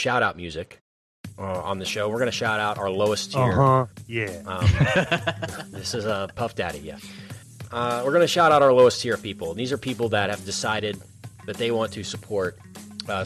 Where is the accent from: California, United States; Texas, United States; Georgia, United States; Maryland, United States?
Texas, United States; we're from Texas